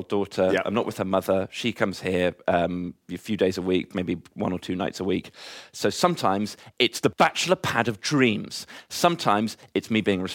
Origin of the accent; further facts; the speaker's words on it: Wiltshire, South West England, United Kingdom; moved away; my bedroom at my parents' house where we grew up in Wiltshire